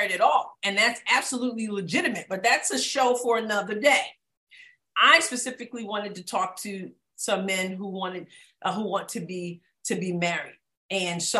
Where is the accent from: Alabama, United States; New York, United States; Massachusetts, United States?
New York, United States; moved away as an adult; now in Southeast Missouri, United States; I'm from New York